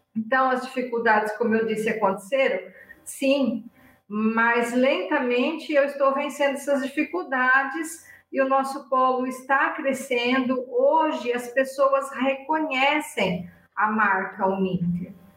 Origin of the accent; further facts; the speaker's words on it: near Ibitinga, São Paulo, Brazil; moved away as an adult; also born or lived in Curitiba; chegou a hora de voltar para minha terra, né? E eu voltei bem próximo da cidade onde eu nasci. Eu nasci numa cidade vizinha, onde mora minha família aqui